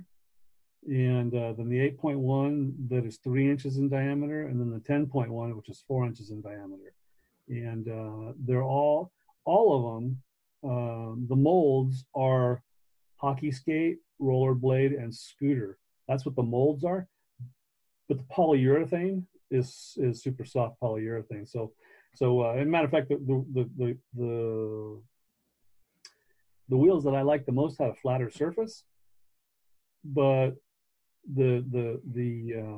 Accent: Long Beach, California, United States; I was born and raised in Long Beach

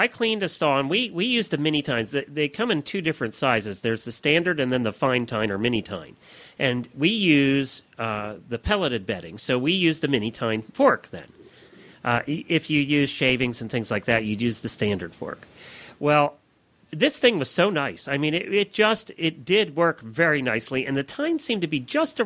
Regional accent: Pennsylvania, United States; I grew up in Pennsylvania, which is the heart of Amish country and Dutch country

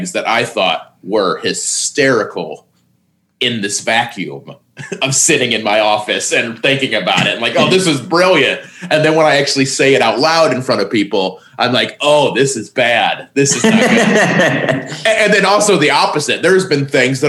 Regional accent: Indiana, United States; moved away; also born or lived in Terre Haute, Indiana / Los Angeles; Terre Haute, but it's not exactly a bustling metropolis. It's, it's a big Indiana town

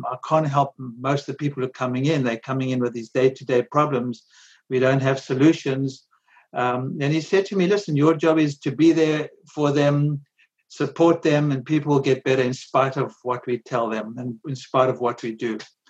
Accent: South Africa; moved away as an adult; now in United States; I grew up in South Africa during apartheid in the 60s and 70s. And I went to medical school there

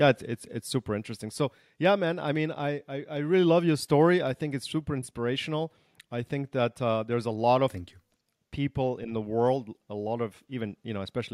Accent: Germany; also born or lived in Canada / United States; You know, I was raised in Germany and in Canada and the US.

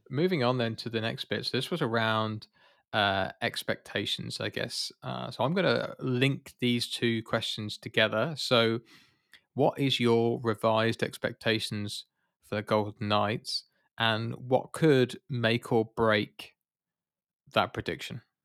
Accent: United Kingdom; I'm British

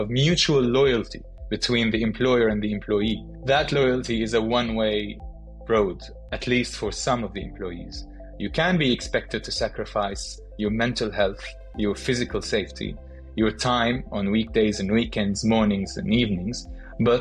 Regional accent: Syria; moved away as an adult; I grew up in Syria, where I'm from

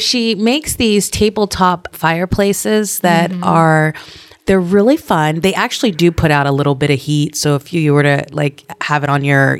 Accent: Alaska, United States; It was fun growing up in Alaska.

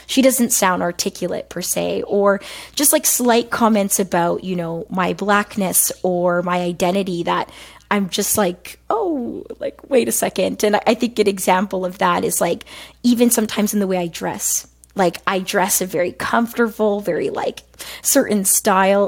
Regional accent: a city outside of Toronto, Ontario, Canada; accent: African Canadian vernacular; I'm born and raised in a city outside of Toronto

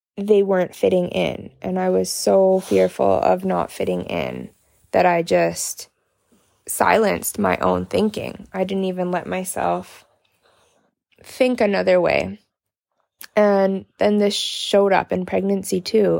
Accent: Canada; from Canada

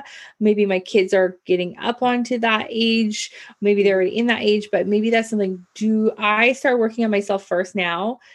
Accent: Canada; I'm Canadian

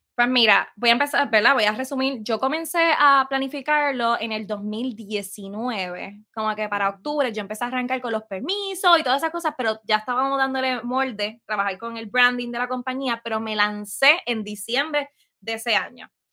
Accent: San Sebastián, Puerto Rico; also born or lived in Aguadilla, Puerto Rico; siempre voy a decir que soy de Pepiniana, porque literalmente toda mi vida me crié allí.

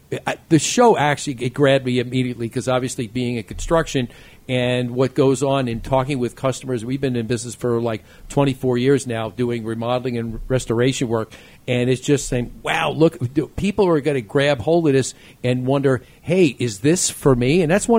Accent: New York City, New York, United States; I'm from New York.

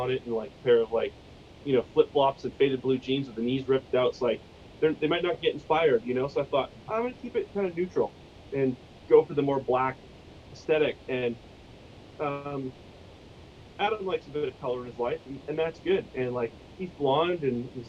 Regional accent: Canada; we're Canadian

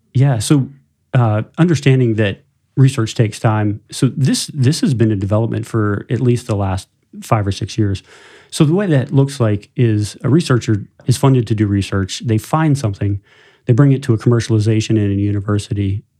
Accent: tri-state area of West Virginia, Ohio, Pennsylvania, Rust Belt, United States; moved away as an adult; now in South Bend area, Indiana, United States; I, I grew up, uh, about five hours from here in post-industrial Rust Belt and, uh, tri-state area of West Virginia, Ohio, Pennsylvania.

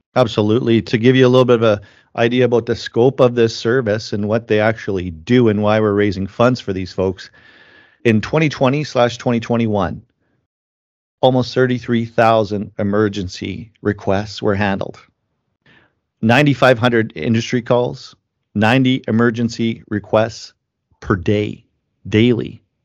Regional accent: Langenburg, Saskatchewan, Canada; my hometown, Langenberg, Saskatchewan

